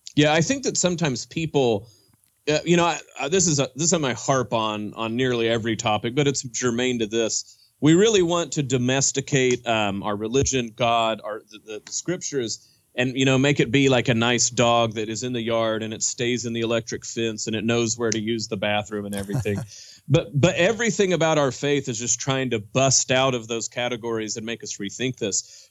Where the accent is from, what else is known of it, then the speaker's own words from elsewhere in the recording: Oklahoma, United States; I grew up Southern Baptist in Oklahoma